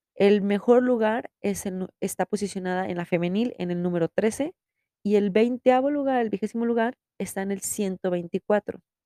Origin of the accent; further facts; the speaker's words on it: Mexico; soy mexicana